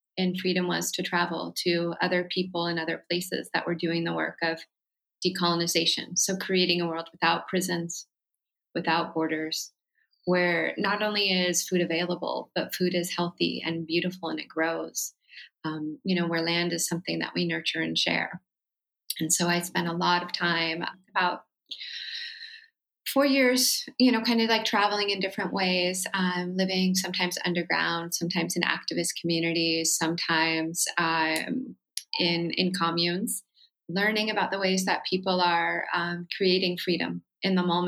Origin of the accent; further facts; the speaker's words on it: Santa Cruz, California, United States; also born or lived in Oakland, California / San Francisco, California / Berkeley, California; I was born and raised on ancestral Wuzwuz territory in what's now known as Santa Cruz, California.